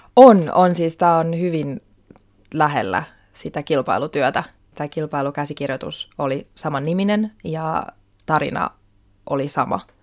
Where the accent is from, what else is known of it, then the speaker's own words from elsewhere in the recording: Helsinki, Uusimaa, Finland; Mä oon syntynyt Helsingissä, olen siis kotoisin täältä